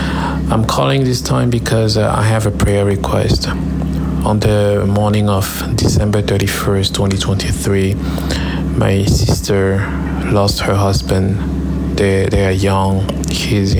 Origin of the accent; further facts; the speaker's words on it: Cameroon; moved away; We come from Cameroon, and we have a lot of heavy background